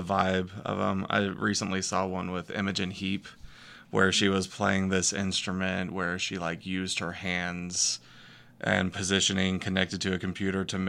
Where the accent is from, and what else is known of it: Northwest Arkansas, United States; born or raised there; also born or lived in Texas